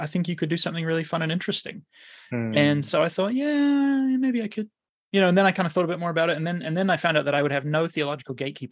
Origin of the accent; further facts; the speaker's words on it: New Zealand; I grew up in New Zealand, which was sports crazy